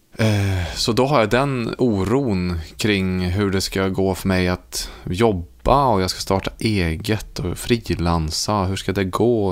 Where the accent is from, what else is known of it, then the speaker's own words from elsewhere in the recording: Munkfors, Värmland, Sweden; bygden som jag växte upp i, alltså Munkfors